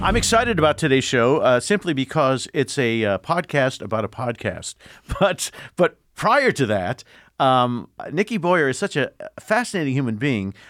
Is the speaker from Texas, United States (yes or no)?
no; Indianapolis, Indiana, United States; I'm from Indianapolis